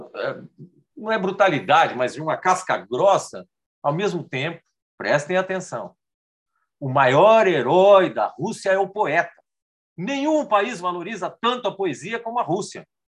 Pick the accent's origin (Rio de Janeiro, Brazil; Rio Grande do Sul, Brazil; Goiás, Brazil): Rio Grande do Sul, Brazil; now in São Paulo, Brazil; minha infância no Rio Grande do Sul, passa pela minha migração para São Paulo